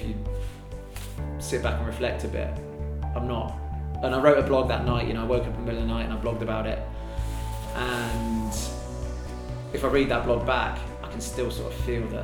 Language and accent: English; Devon, South West England, United Kingdom; moved away as an adult; also born or lived in Yorkshire; now in Northern Ireland, United Kingdom; I was born in Yorkshire, actually. Brought up in Devon.